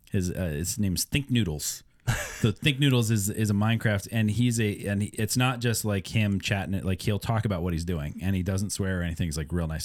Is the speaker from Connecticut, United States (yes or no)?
no; Iowa, United States; now in Pittsburgh, United States; grew up in Iowa